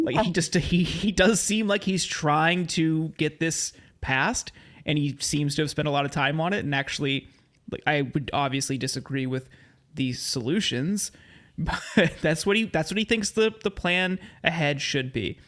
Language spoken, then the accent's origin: English; Ohio, United States; now in Los Angeles, United States; I grew up in Ohio